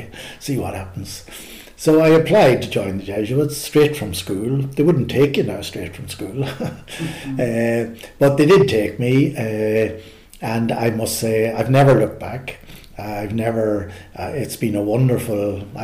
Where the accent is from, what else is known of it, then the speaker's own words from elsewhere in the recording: Newry, Northern Ireland, United Kingdom; I grew up in Newry, County Down